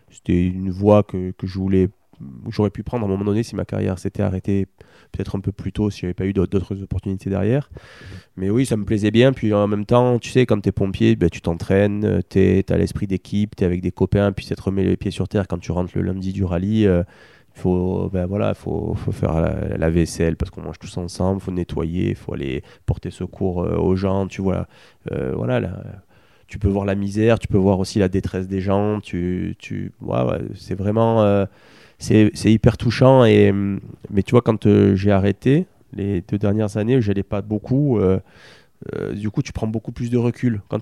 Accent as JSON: {"language": "French", "country": "France", "said": "et que moi je suis français, et qu'on est tous les deux français"}